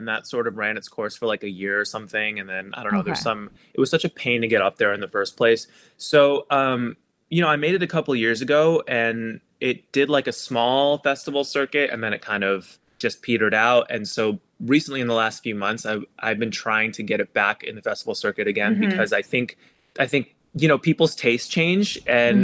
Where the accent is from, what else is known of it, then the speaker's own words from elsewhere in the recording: East Coast, United States; now in Los Angeles, United States; I'm from the East Coast